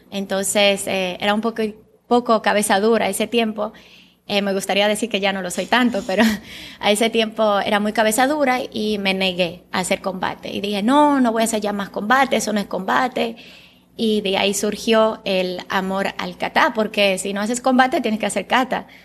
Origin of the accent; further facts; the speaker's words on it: Bulgaria; first language Bulgarian; Spanish is a second language; en Bulgaria, mi idioma natal, es kata.